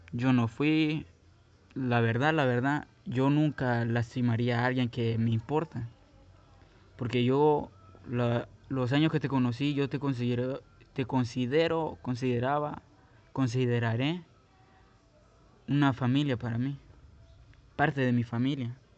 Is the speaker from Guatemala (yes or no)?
yes; Guatemala City, Guatemala Department, Guatemala; moved away; Yo soy nací, crecí en Guatemala. Sí, soy de Guatemala, soy guatemalteco, soy chapín.